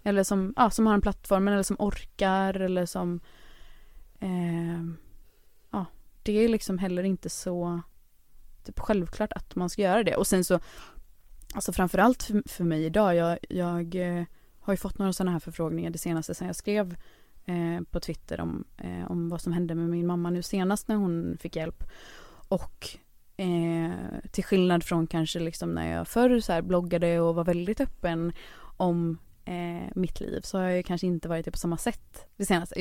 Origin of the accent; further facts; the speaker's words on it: Kungsbacka, Halland County, Sweden; moved away; also born or lived in Onsala / Stockholm; i Kungsbacka där jag växte upp